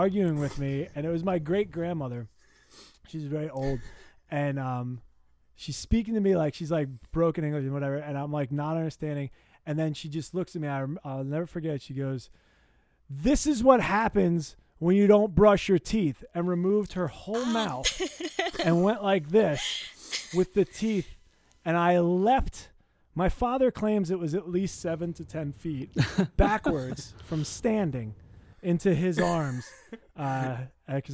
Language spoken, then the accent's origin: English; New Brunswick, New Jersey, United States; moved away; I am from New Brunswick